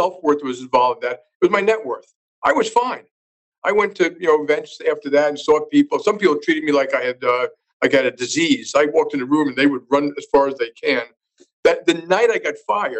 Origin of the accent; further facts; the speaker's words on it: New York City, New York, United States; I grew up in Jackson Heights, Queens